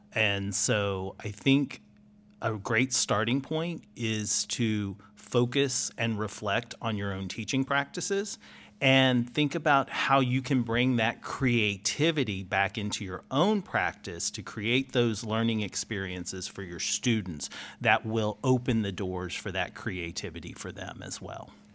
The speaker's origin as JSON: {"language": "English", "town": "Houston", "region": "Texas", "country": "United States", "said": "I'm from Houston"}